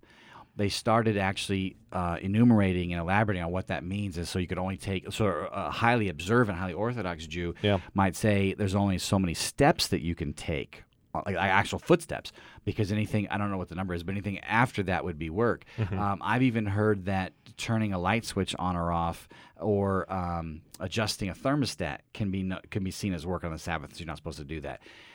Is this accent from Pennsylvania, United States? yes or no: yes; Philadelphia, Pennsylvania, United States; But as we get to talking, and I explain that I'm from Philly, and he's from Pittsburgh, nope.